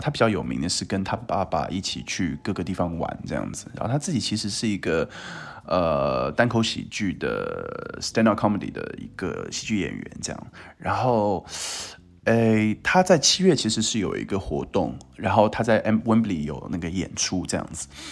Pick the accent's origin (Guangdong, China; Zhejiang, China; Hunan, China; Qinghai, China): Zhejiang, China; Qingtian; moved away as an adult; 因为我家乡在青田嘛